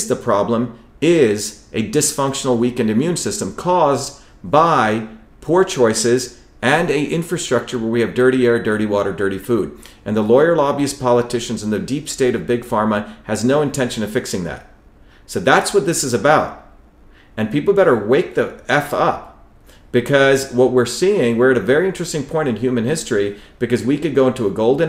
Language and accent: English; India; moved away; when I grew up in India